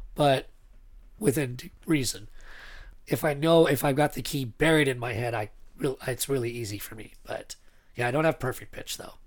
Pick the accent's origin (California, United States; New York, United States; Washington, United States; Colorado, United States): California, United States; Northern; also born or lived in Anaheim, California; I was born in Anaheim, but my parents moved to Northern California when I was pretty young